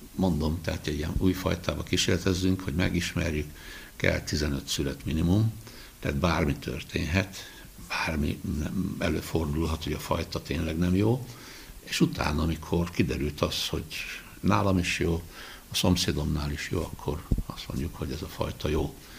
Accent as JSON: {"language": "Hungarian", "town": "Budaörs", "region": "Pest", "country": "Hungary", "tie": "born or raised there", "said": "gyerekkoromban itt Budaörsön nekem meg az öcsémnek szőlőbe kellett járni"}